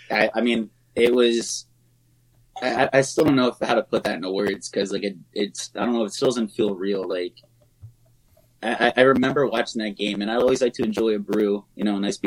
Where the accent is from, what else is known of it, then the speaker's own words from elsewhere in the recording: Maryland, United States; even like when we were younger growing up in Southern Maryland, like I said, the closest rink before Capitol Clubhouse was Tucker Road or was Mount Vernon.